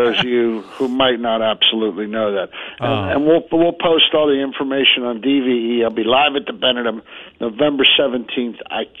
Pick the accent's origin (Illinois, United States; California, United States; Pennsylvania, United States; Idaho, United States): Pennsylvania, United States; Swissvale; moved away; I grew up in Swissville.